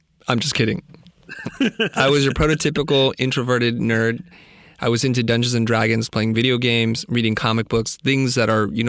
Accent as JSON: {"language": "English", "town": "San Jose", "region": "California", "country": "United States", "tie": "born or raised there", "said": "I grew up in the Valley, Silicon Valley, to be precise. I grew up in San Jose."}